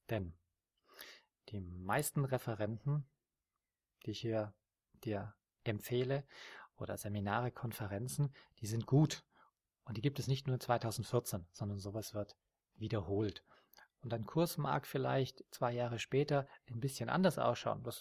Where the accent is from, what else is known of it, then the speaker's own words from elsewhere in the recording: Austria; Das ist in der Steiermark, in Österreich, meinem Heimatland.